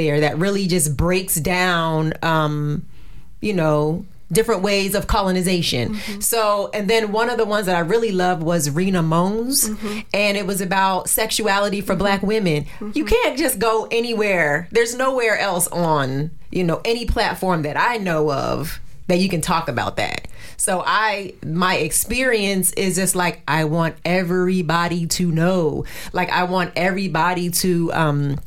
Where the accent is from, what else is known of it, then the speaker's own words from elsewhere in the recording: New Jersey, United States; moved away; also born or lived in Virginia; I'm from New Jersey